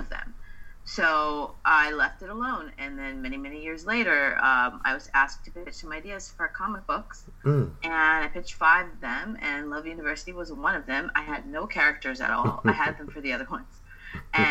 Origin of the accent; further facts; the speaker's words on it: Los Angeles, California, United States; I'm originally from Los Angeles. I currently live in Los Angeles